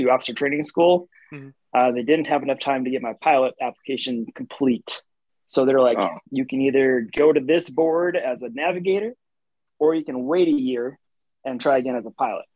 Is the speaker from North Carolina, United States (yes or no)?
no; North Dakota, United States; moved away as an adult; also born or lived in Shreveport, Louisiana; I'm from North Dakota